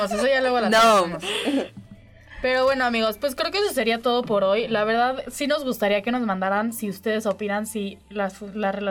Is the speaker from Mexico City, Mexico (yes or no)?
no; San Luis Potosí, Mexico; now in Aguascalientes, Mexico; Yo soy chica foránea de San Luis, ¿eh?